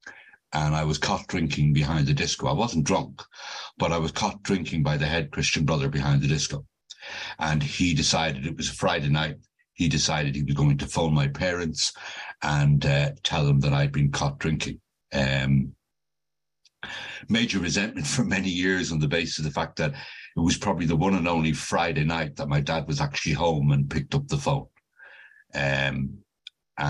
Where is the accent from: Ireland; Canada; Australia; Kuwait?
Ireland; Dublin, Leinster; now in United Kingdom; As you can probably tell from my accent, I'm not originally from the UK. I was born and brought up in Dublin